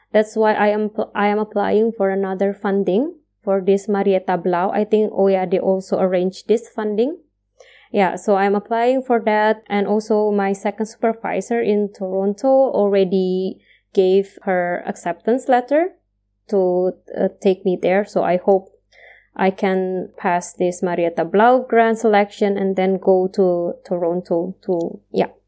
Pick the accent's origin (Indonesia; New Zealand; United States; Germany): Indonesia; moved away as an adult; now in Austria; it's far from our country, uh, I mean, we are far from Indonesia